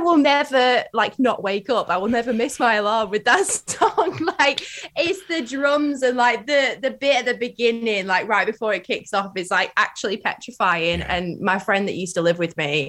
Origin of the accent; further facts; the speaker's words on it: Blackburn, North West England, United Kingdom; now in London, United Kingdom; I am in Blackburn, Lancashire, which is my hometown